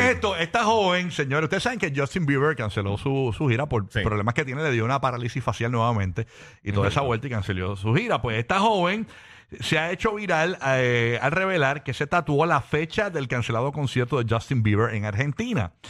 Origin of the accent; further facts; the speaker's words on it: Fajardo, Puerto Rico; el equipo de Fajardo, eh, que es el pueblo donde Guru y yo somos de Puerto, en Puerto Rico